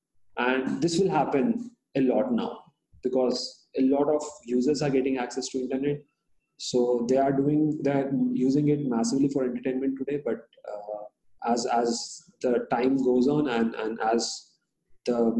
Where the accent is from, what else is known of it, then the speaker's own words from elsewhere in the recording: India; first language Hindi; English is a second language; So I come from this tier 3 sort of a location where the population of the town is 50,000 people. In an Indian context, it's a very small town